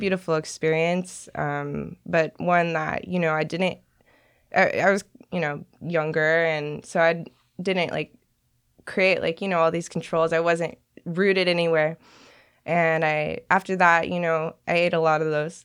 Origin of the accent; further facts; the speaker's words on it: Long Beach, California, United States; moved away as an adult; now in Portland, United States; Grew up in Long Beach, California